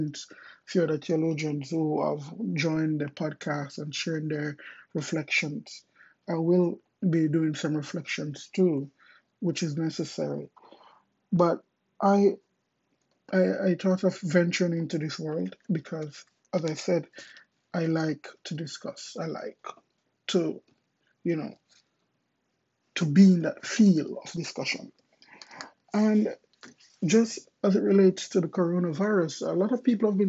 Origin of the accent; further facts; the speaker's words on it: Jamaica; moved away as an adult; also born or lived in Kingston, Jamaica; now in Miami, United States; I'm originally from Jamaica